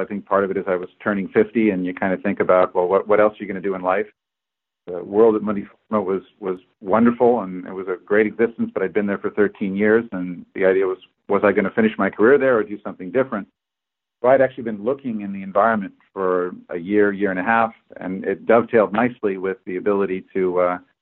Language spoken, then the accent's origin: English; Berkeley, California, United States; moved away as an adult; now in Boston, United States; I'm from Berkeley